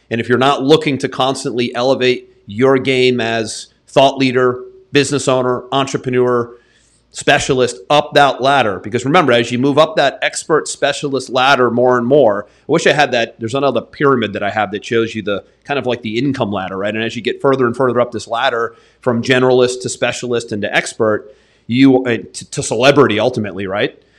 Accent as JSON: {"language": "English", "region": "New England", "country": "United States", "tie": "born or raised there", "moved": "yes", "lives_now": "Florida, United States", "said": "I grew up in New England"}